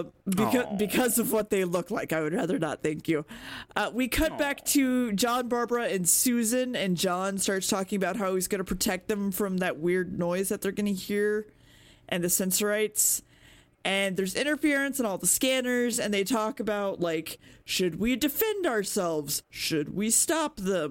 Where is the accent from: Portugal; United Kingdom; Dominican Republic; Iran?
United Kingdom; we did those things as British people